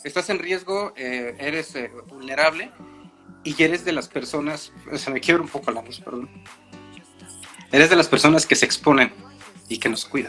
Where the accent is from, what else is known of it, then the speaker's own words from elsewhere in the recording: Mexico; como mexicanos, como latinos